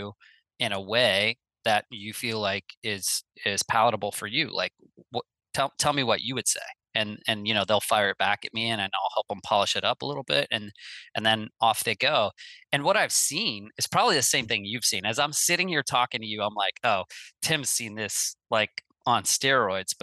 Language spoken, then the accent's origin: English; Midwest, United States; I grew up in the Midwest